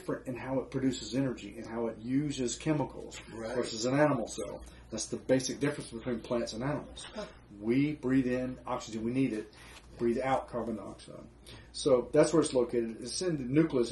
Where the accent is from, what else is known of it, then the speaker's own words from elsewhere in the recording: Florence, United States; I'm a redneck from Florence